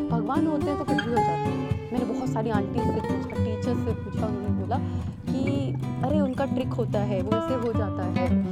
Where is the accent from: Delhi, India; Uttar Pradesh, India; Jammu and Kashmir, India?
Delhi, India; मैं दिल्ली की रहने वाली हूँ